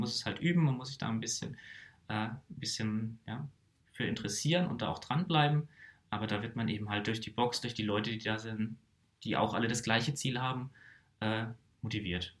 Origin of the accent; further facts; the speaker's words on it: Karlsruhe, Baden-Württemberg, Germany; ich komme hier einfach aus dem Raum Karlsruhe